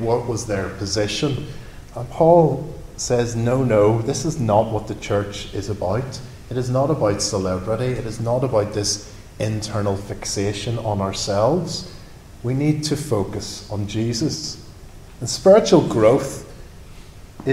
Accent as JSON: {"language": "English", "region": "Northern Ireland", "country": "United Kingdom", "tie": "born or raised there", "moved": "yes", "lives_now": "London, United Kingdom", "said": "I grew up in Northern Ireland surrounded by farms and farmers"}